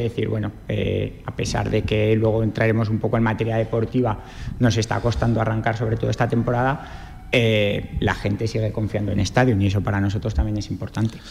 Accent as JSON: {"language": "Spanish", "town": "Cariñena", "region": "Aragon", "country": "Spain", "said": "soy de Cariñena"}